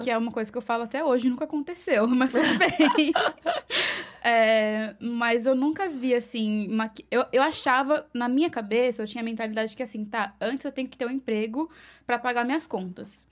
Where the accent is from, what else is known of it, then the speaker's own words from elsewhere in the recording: Mogi das Cruzes, São Paulo, Brazil; moved away as an adult; now in New York City, United States; Eu sou de Mogi das Cruzes, São tá. Paulo. É, grande São Paulo, ali na região de Suzano, Poá